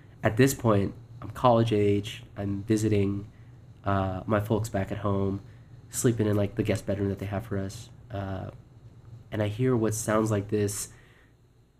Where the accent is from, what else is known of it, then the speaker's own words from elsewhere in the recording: near the Mojave Desert, California, United States; I'm from California, a little place near the Mojave Desert